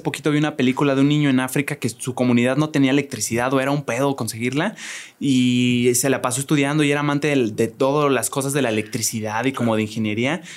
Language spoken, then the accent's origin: Spanish; Querétaro, Mexico; yo soy provinciano, yo soy de Querétaro